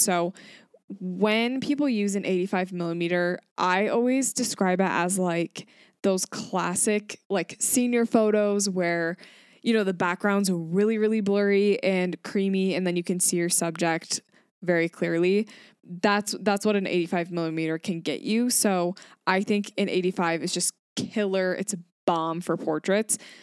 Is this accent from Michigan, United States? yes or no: yes; Grand Rapids, Michigan, United States; I am from Grand Rapids, Michigan